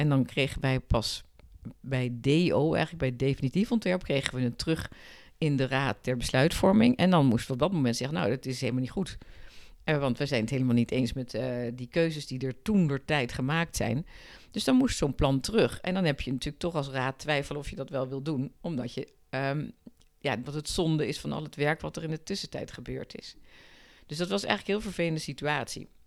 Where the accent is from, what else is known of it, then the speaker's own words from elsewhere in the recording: Rotterdam, South Holland, Netherlands; born there; now in Haarlem, Netherlands; Ik ben eh, geboren in Rotterdam. Maar ik vind. Het is wel echt mijn stad. Ik vind Haarlem een heerlijke stad waar ik echt met heel veel plezier woon.